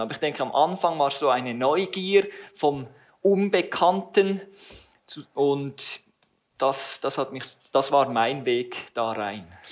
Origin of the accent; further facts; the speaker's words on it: Langenthal, Bern, Switzerland; ich wurde in Langenthal geboren und habe dort auch den größten Teil meiner Teenager- und jungen Erwachsenenjahre verbracht